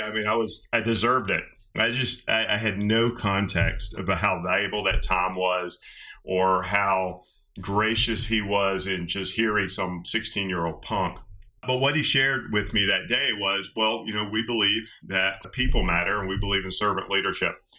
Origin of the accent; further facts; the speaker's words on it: West Georgia, United States; I grew up in West Georgia